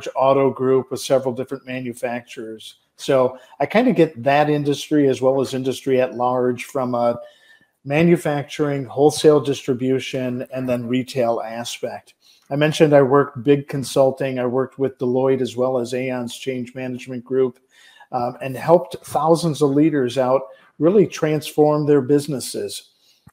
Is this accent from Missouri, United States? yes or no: no; Detroit, Michigan, United States; I was born and raised in Detroit, Michigan, as my mother likes to say, in the shadow of a Ford manufacturing plant's smokestack